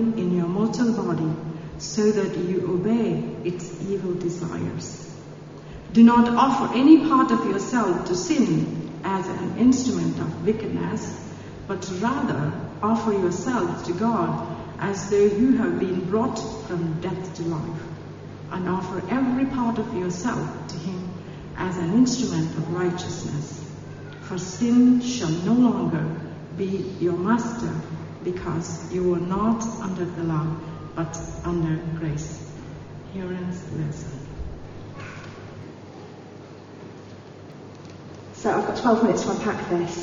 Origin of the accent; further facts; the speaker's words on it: India; first language Telugu; English is a second language; Telugu is my mother tongue. Hindi is my national language.